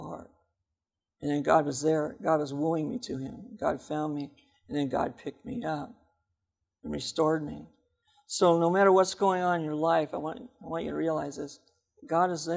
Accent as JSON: {"language": "English", "town": "Seattle", "region": "Washington", "country": "United States", "said": "I'm from Seattle"}